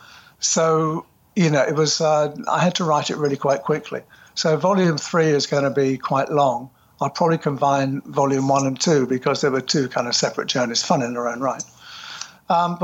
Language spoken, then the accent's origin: English; United Kingdom; now in London, United Kingdom; a small village north of London. Population, when I lived there, was about, I think we were proud when it made 1,000 people.